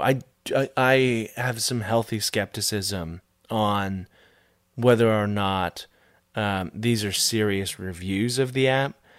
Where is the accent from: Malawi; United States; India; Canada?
Canada; as a Canadian